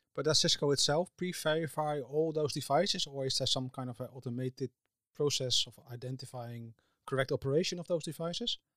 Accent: Netherlands; I'm from the Netherlands

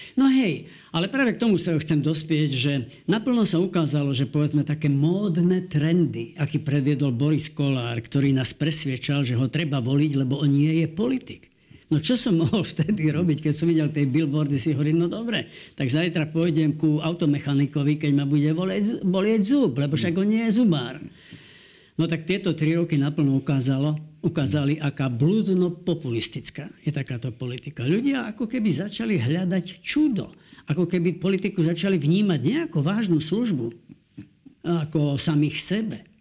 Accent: Slovakia; my sme Slováci, my sme vlastenci

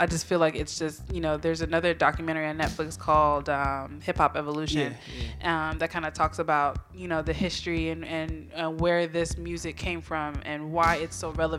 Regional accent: Florida, United States; also born or lived in California; me born in California for 10 years, and then I moved to Florida. I'm from Florida by way of California?

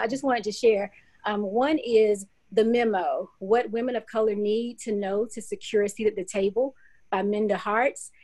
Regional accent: Clinton, South Carolina, United States; moved away as an adult; now in Knoxville, United States; It's Clinton, South Carolina. Um, so grew up there, went to school, um, middle school, elementary school, and high school, all in Clinton

